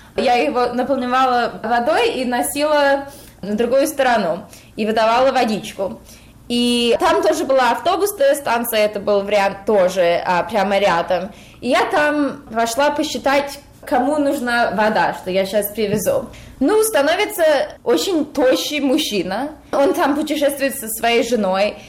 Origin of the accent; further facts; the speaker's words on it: United States; я родилась в Америке, но родители из России